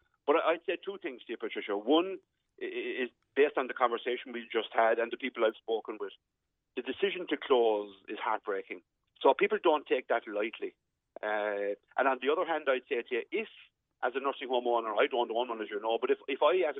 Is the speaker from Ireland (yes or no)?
yes; West Cork, Munster, Ireland; I'm from West Cork.